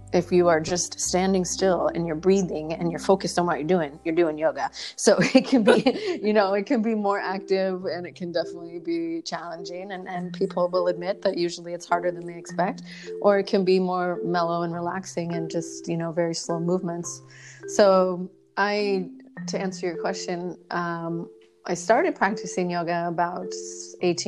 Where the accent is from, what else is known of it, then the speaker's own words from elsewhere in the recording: Canada; moved away as an adult; also born or lived in British Columbia; now in Maui, United States; I'm originally from Canada